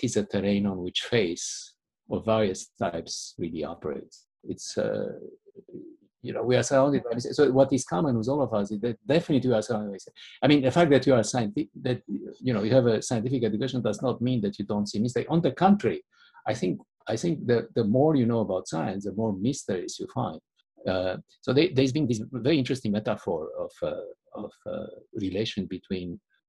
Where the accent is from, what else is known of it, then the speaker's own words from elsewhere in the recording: Romania; my growing up in Romania